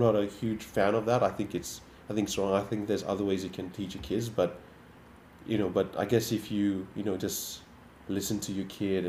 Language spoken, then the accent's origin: English; Fiji; now in Australia; when I was growing up in Fiji